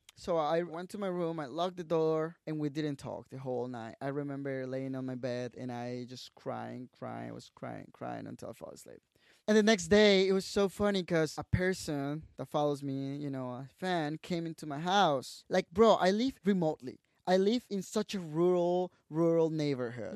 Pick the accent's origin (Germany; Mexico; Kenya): Mexico; Tabasco; English is a second language; moved away as an adult; also born or lived in Guadalajara, Mexico / Mexico City, Mexico; I went to Tabasco to my hometown